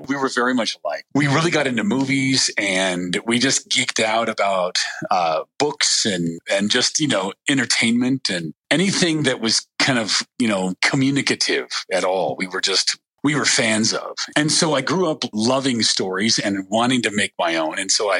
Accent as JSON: {"language": "English", "region": "Western United States", "country": "United States", "tie": "born or raised there", "also_born_or_lived": "Salt Lake City, United States", "said": "Well, I was born in Salt Lake City, but I grew up all over the Western United States."}